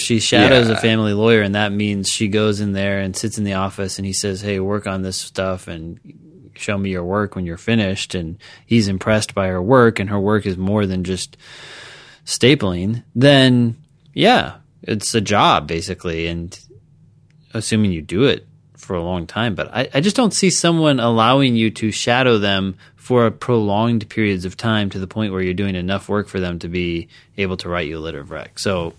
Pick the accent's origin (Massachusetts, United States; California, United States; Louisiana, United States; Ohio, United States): Louisiana, United States; I grew up in Louisiana and have had to explain this before.